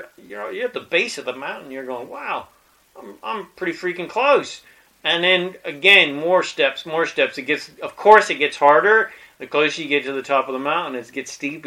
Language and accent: English; Colorado, United States; I was born in Colorado in the mountains